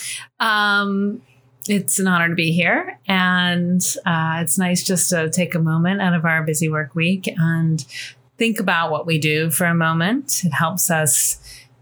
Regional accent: northern New Jersey, United States; moved away as an adult; also born or lived in Colorado / Montpelier, Vermont / France; now in Charlottesville, United States; I actually grew up in northern New Jersey outside New York City

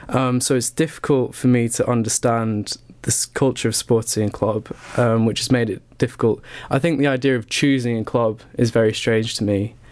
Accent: United Kingdom; I think coming from being a British football fan, yeah, it's so difficult to see, start to understand the culture of supporting a team in America.

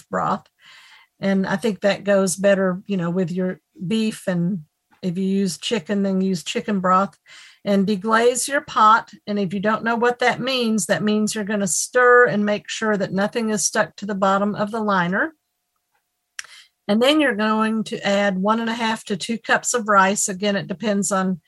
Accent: Nashville, Tennessee, United States; I'm from Nashville, Tennessee

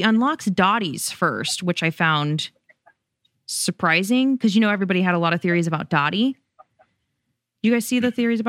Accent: Las Vegas, Nevada, United States; I'm from Vegas.

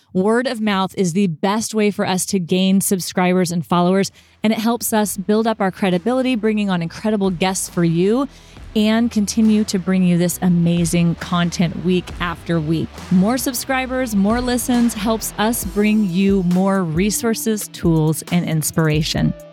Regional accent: Texas, United States; I'm from Texas

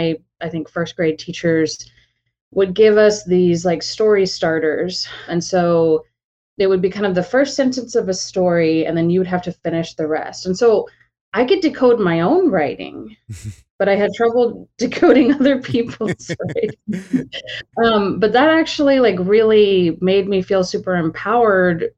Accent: Austin, Texas, United States; I was born and raised in Austin

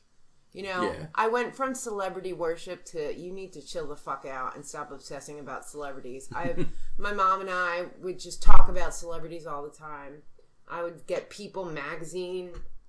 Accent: New York, United States; I'm from New York.

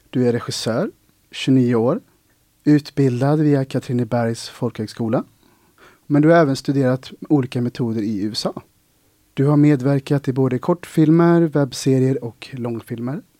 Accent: Ulricehamn, Västra Götaland, Sweden; now in Gothenburg, Sweden; inte för att jag fick en chock när jag flyttade till eh, Göteborg från Ulricehamn, men det var ju ändå en skillnad.

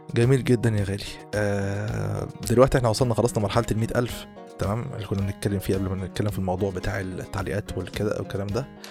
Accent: Egypt; احنا كمصريين

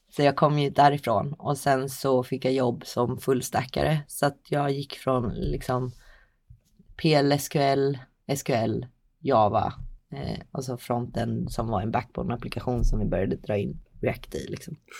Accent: Linköping, Östergötland, Sweden; jag kommer från Linköping

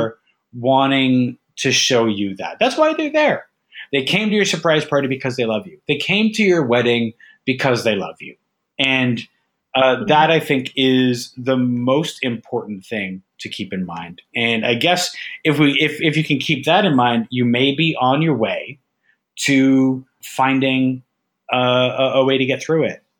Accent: Ajax, Ontario, Canada; moved away as an adult; also born or lived in Mississauga; I moved away from Ajax to Mississauga uh, for just before, like once I finished high school

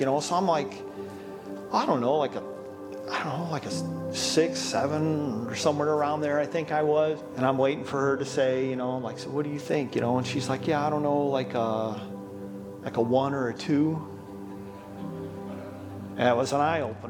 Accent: Highland, Indiana, United States; also born or lived in Hammond, Indiana; born in Hammond, Indiana. I grew up in Highland, Indiana.

